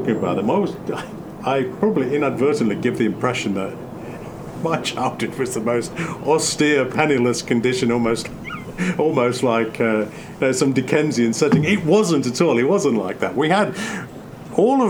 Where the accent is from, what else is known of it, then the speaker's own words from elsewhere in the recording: Coalville, East Midlands, United Kingdom; moved away as an adult; now in United States; where I grew up in Colville, Leicester, Nottingham, Loughborough